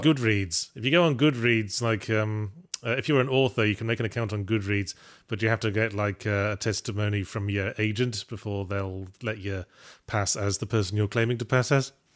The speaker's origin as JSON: {"language": "English", "region": "England", "country": "United Kingdom", "accent": "English", "moved": "yes", "lives_now": "California, United States", "said": "as an English person living in America"}